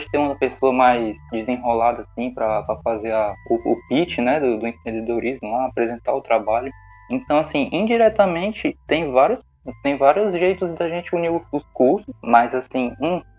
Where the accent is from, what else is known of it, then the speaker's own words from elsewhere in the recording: Quixeramobim, Ceará, Brazil; eu sou de, de outra cidade, né? Sou de Quixerambim.